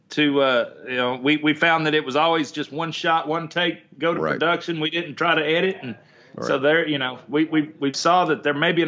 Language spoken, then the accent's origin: English; Kentucky, United States; I guess I'm a Southerner. I hail from Kentucky